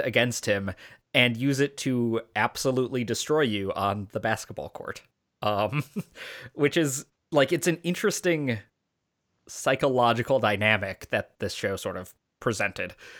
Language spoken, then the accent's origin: English; Chicago, Illinois, United States; as a kid growing up in Chicago during this exact time period